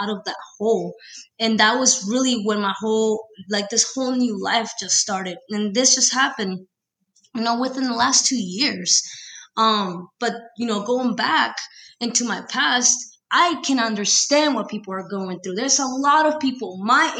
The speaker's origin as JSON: {"language": "English", "country": "Peru", "tie": "born or raised there", "moved": "yes", "said": "born and raised in Peru, I've been here for 13 years"}